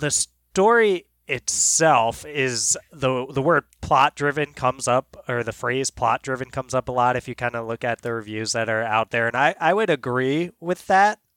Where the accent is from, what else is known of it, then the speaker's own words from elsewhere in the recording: Colorado, United States; You might know I'm from Colorado, but I'm spending time down in Florida with family right now